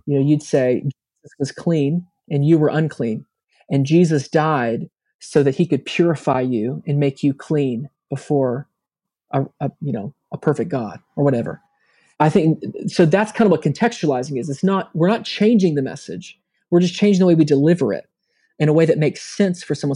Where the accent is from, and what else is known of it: United States; moved away